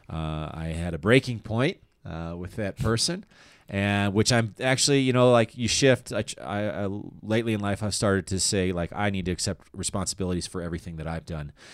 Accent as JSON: {"language": "English", "town": "Littleton", "region": "Colorado", "country": "United States", "tie": "born or raised there", "also_born_or_lived": "Aurora, Colorado / Chicago", "moved": "as an adult", "said": "I was born in, uh, Aurora, Colorado, and I grew up in Littleton"}